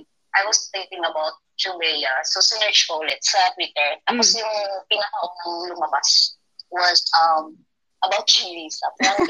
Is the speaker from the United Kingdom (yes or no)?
yes; United Kingdom; I'm not into fairy tales. I'm just British, but yes, kinda.